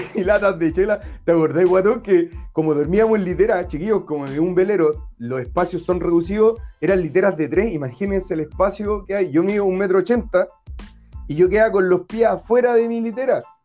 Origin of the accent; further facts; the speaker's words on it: Chile; somos chilenos